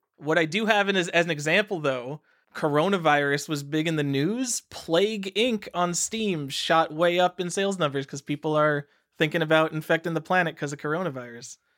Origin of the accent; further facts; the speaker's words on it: New York, United States; moved away as an adult; I'm from New York.